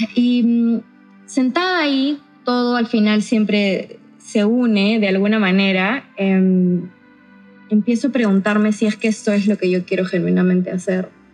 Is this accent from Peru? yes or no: yes; San Ramón, Junín, Peru; viví la mayor parte de mi infancia y mi adolescencia en San Ramón, Chanchamayo.